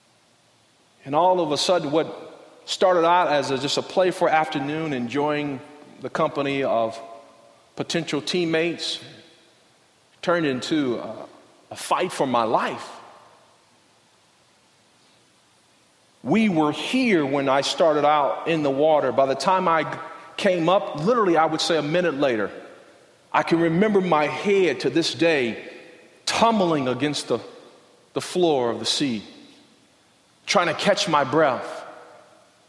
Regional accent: Compton, California, United States; I grew up in Compton, South Central

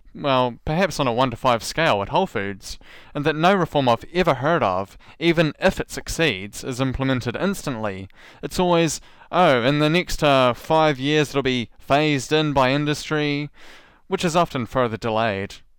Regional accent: New Zealand; accent: New Zealand; my New Zealand accent

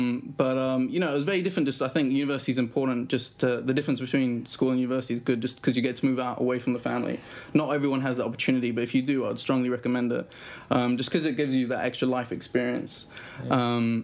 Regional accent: Oxford, South East England, United Kingdom; moved away as an adult; also born or lived in Cyprus / India; We moved to Oxford in England, which is in the south of England, close to London. And so that's where I was raised and brought up, and where I did my schooling up to the age of 18.

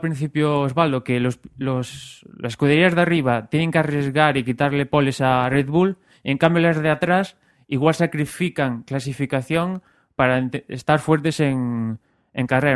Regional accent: Spain; somos españoles

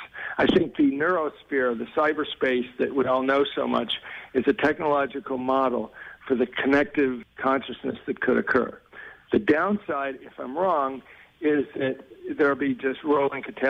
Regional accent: United States; speaking as an American

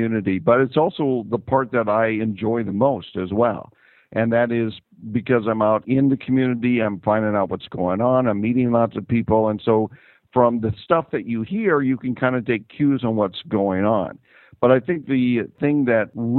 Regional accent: Fort Dodge, Iowa, United States; I'm originally from Fort Dodge, and what I've done recently in the last couple of years is I've designed a website for my hometown of Fort Dodge, Iowa

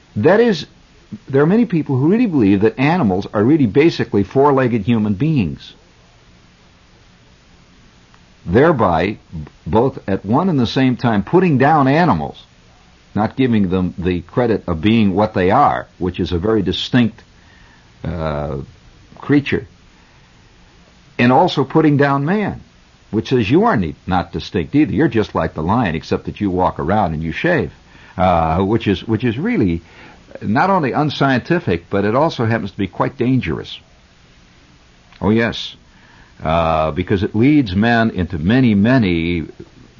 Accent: United States; I'm an American

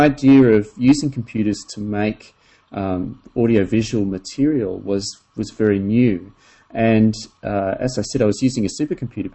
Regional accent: Australia; I grew up in Australia, and I was very fortunate to spend a lot of time in the bush

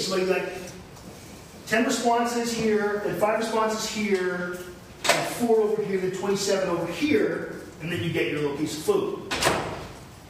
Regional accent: London, Ontario, Canada; I grew up in London, and there's a Western Fair, it's a big deal

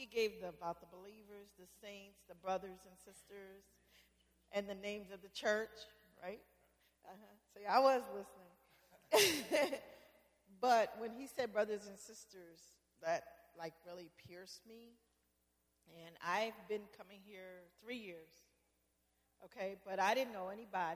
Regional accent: the South, United States; accent: southern; I have a southern accent. Yes, I do, because I'm from the South.

